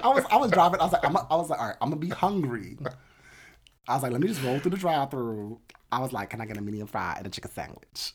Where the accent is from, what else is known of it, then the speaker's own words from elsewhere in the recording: Atlantic City, New Jersey, United States; moved away; I grew up in Atlantic City